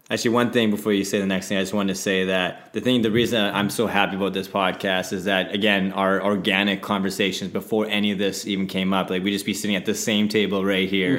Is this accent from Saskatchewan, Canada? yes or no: yes; Saskatoon, Saskatchewan, Canada; moved away; also born or lived in Vancouver; originally from Saskatoon, Saskatchewan